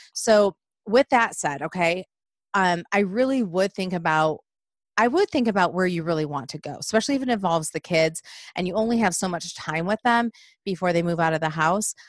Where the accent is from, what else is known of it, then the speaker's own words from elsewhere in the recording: Michigan, United States; moved away; growing up in Michigan